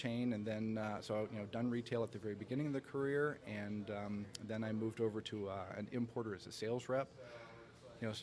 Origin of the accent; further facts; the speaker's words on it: Canada; also born or lived in North Carolina, United States; Family moved to Canada when I was 9. Okay. Grew up there, went to school there, joined the workforce.